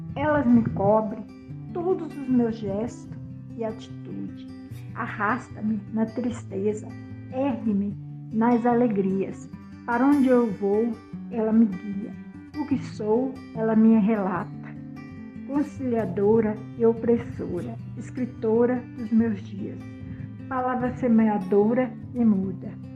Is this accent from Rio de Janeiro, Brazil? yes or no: yes; Rio de Janeiro, Brazil; also born or lived in Brasília; now in Brumado, Brazil; Nasci no Rio de Janeiro em 1960, na favela da Rocinha. Mas morei em Brasília e atualmente minha morada é na Bahia, Brumado.